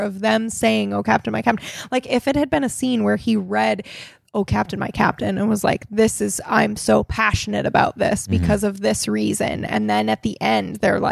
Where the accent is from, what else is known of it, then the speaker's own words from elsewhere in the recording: Okinawa, Japan; moved away; we grew up in Japan